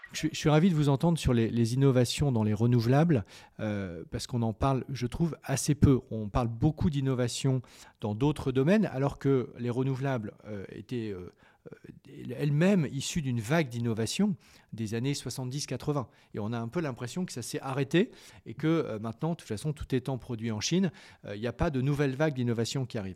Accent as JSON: {"language": "French", "country": "France", "said": "en tant que Français"}